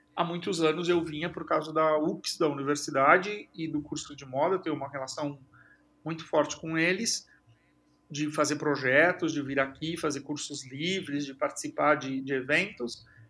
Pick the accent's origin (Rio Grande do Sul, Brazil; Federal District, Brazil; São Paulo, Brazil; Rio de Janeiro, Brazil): São Paulo, Brazil; Tupã; moved away as an adult; also born or lived in Presidente Prudente; Eu, eu cresci em Tupã, na realidade, que é bem interior de São Paulo